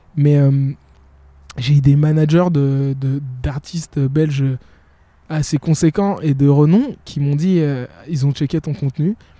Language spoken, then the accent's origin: French; Burundi; now in Brussels, Belgium; je suis burundais de nature et on est toujours très euh, pudique